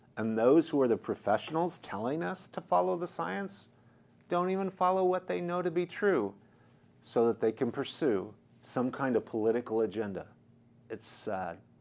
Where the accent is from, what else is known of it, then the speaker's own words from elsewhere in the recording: United States; as an American